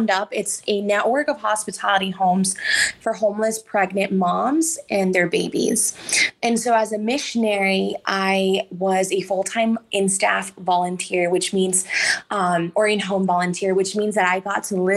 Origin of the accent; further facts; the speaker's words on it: Los Angeles, California, United States; I was brought up in Southeast LA to a single mom